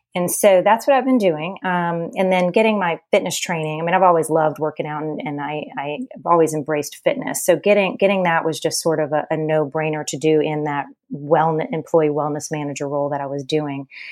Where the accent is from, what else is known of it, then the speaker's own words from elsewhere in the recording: New Orleans, Louisiana, United States; now in Charleston, United States; I grew up in New Orleans, which is the town of indulgence and Mardi Gras.